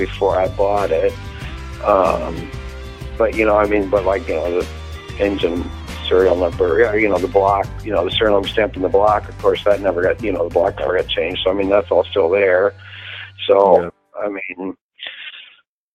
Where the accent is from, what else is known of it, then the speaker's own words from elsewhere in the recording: a little town by Fremont, Nebraska, United States; I grew up in Nebraska, in a little town by Fremont, Nebraska. That's where I grew up.